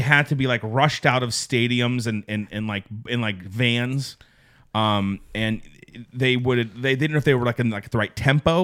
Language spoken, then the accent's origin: English; Pittsburgh, Pennsylvania, United States; growing up in the Pittsburgh area